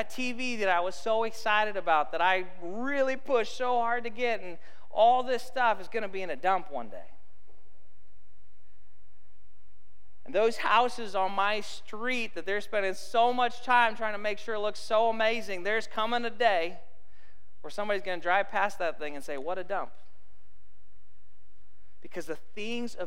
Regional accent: Arizona, United States; I grew up in Arizona

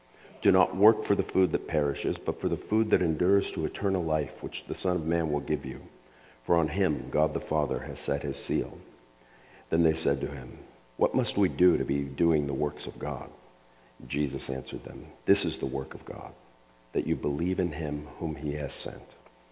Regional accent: Scotland, United Kingdom; On one hand, I'm Scottish, which people go, yeah, okay, that I could see that. On the other half, I'm Serbian. I grew up with an ethnic Serbian family.

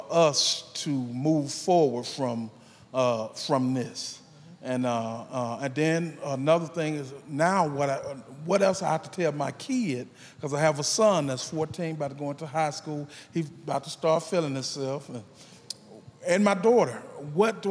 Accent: Mississippi, United States; I'm from Mississippi

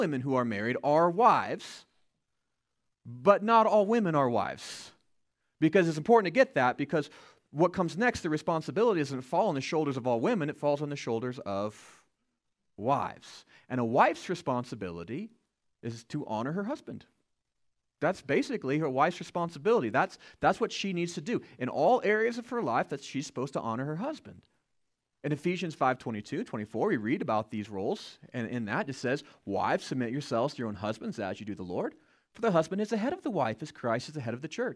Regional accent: United States; As American citizens

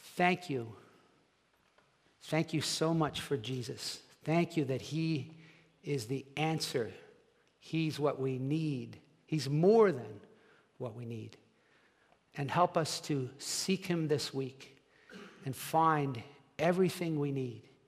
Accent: New Jersey, United States; also born or lived in Dallas, Texas / Deptford, New Jersey; I'm from New Jersey

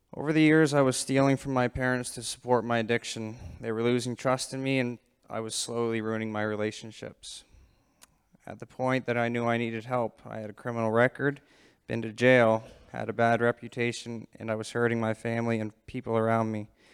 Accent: Digby, Nova Scotia, Canada; I'm from Digby, Nova Scotia

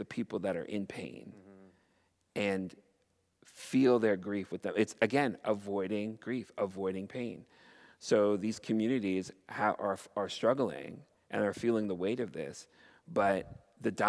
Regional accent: Canada; as a Canadian

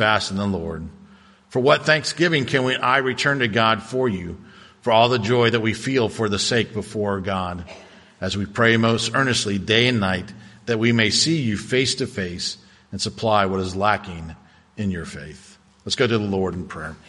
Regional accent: Cocoa Beach, Florida, United States; growing up in Cocoa Beach

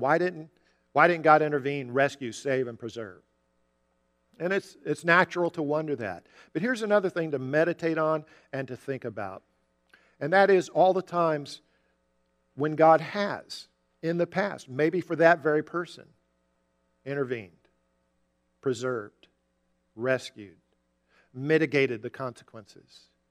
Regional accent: Jacksonville, Florida, United States; We grew up together in Jacksonville.

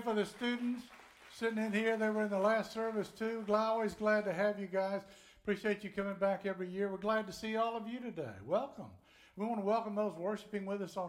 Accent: Tennessee, United States; I'm from Tennessee

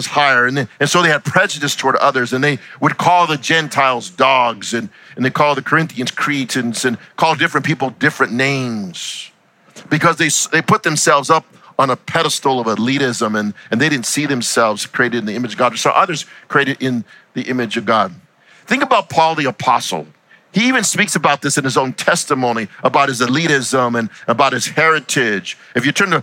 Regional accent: United States; I'm an American who happens to be Hispanic

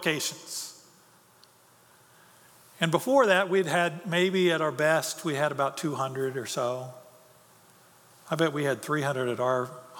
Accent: United States; my life as an American

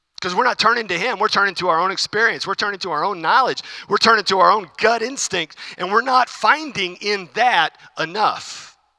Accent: United States; As American Christians

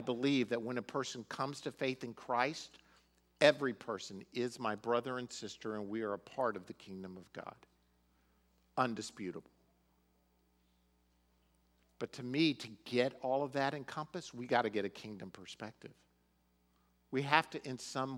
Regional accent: United States; we're Americans

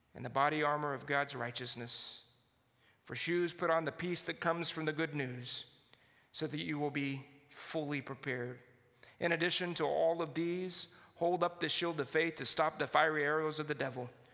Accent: San Antonio, Texas, United States; I grew up in San Antonio, Texas

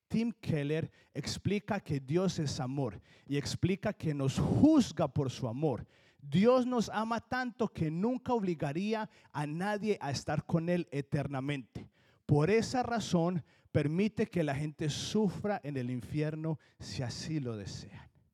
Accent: Colombia; accent: Colombian; now in New Jersey, United States; sigo teniendo el acento de colombiano

